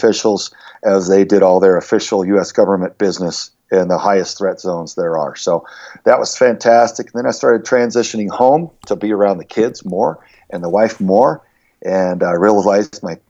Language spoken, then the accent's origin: English; Southern Texas, United States; moved away as an adult; I grew up in Southern Texas, very rough boyhood, outdoorsy type of thing, as was the culture there